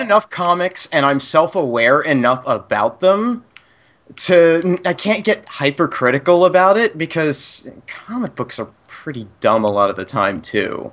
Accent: Pennsylvania, United States; moved away; also born or lived in Phoenix, Arizona; i come from a crappy place in pennsylvania that thinks it's far more important than it actually is

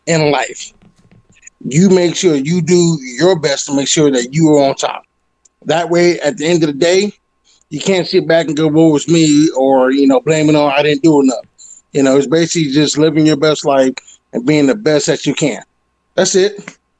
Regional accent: Detroit, Michigan, United States; now in Colorado, United States; I'm originally from Detroit, Michigan

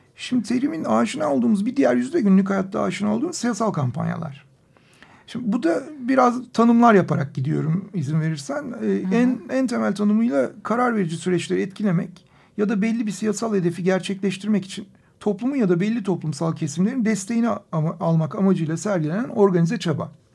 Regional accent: Turkey; Burası Orta Doğu, burası Türkiye, burası bizim coğrafyamız.

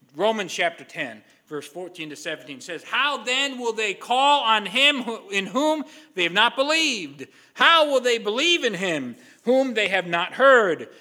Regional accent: Stratford, Connecticut, United States; moved away as an adult; also born or lived in Niles, Ohio; I am from the town of Stratford, Connecticut

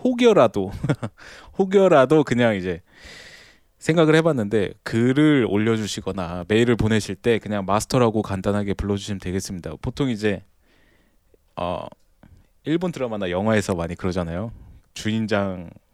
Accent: South Korea; 저도 아무래도 한국인이다 보니까

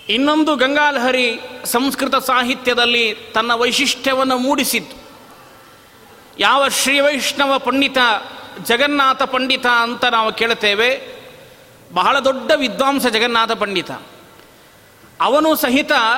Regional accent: Galagali, Karnataka, India; ನಮ್ಮ ಊರಿನೊಳಗೆ ಗಲಗಲಿಯಲ್ಲಿ

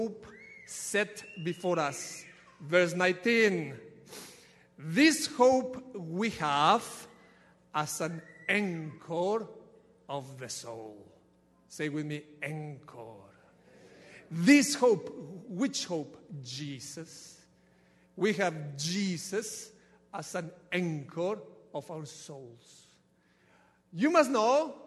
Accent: Ecuador; now in United States; from Ecuador, there is nothing that I can do with this accent.

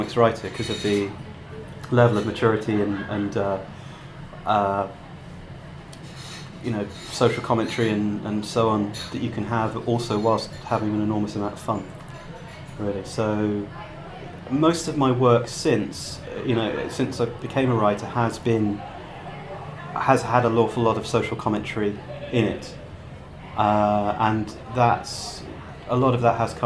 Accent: Gloucestershire, South West England, United Kingdom; moved away as an adult; also born or lived in Cardiff / Bristol; I grew up in a small town in Gloucestershire with no comic shop

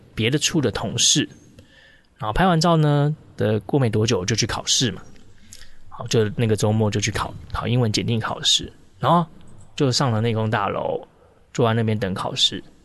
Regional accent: Taichung, Taiwan; 我们都是台中人嘛

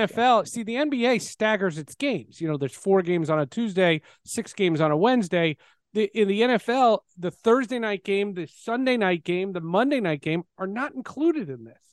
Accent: New Jersey, United States; I grew up in New Jersey

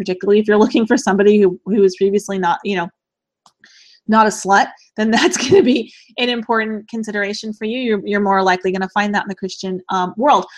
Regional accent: United States; I absolutely love being an American

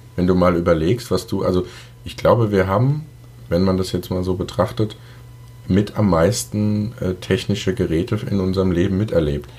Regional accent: Germany; als Deutscher

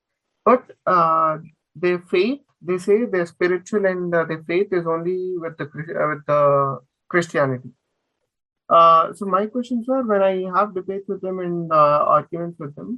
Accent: coastal Andhra Pradesh, India; I'm from Andhra. And I'm from the coastal area of Andhra. That is Visakhapatnam and Bapatla.

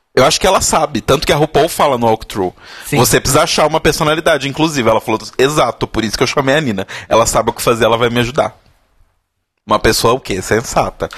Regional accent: Brazil; Nós brasileiros falamos inglês de um determinado jeito

